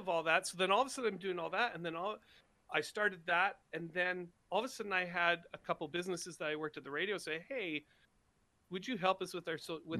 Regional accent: Scotland, United Kingdom; I'm Scottish, man.

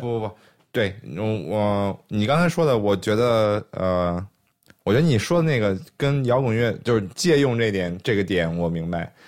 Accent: China; 我们在中国出生、中国长大

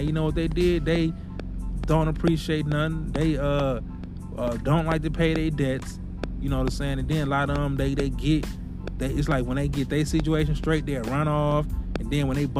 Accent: Milwaukee, Wisconsin, United States; moved away; my hometown in Milwaukee

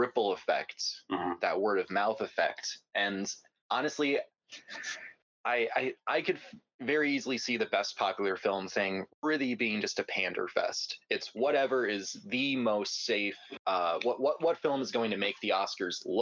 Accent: United States; as an American

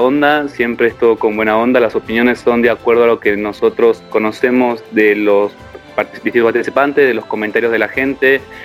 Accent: Argentina; somos tan pocos los argentinos que estamos

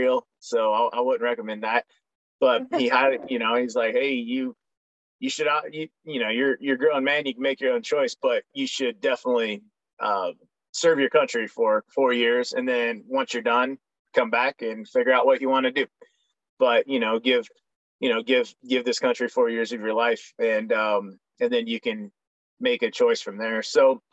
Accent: Lowell, Oregon, United States; moved away as an adult; also born or lived in California; I was raised in a little logging town out there, Lowell, Oregon.

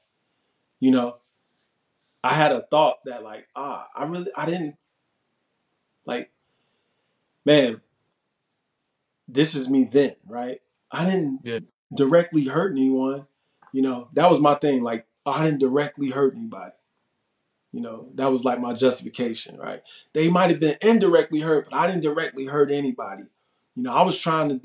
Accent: Chicago, Illinois, United States; My parole transferred back to my home state of Illinois so I can go back to Chicago

